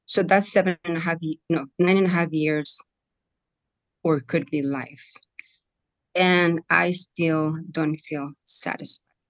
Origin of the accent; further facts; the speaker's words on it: Mexico; moved away; I come from Mexico. I was born in Mexico.